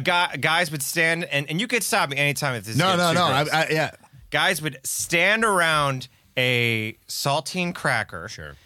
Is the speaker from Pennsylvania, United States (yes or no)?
yes; Scranton, Pennsylvania, United States; also born or lived in Staten Island, New York; I grew up in Scranton, Pennsylvania.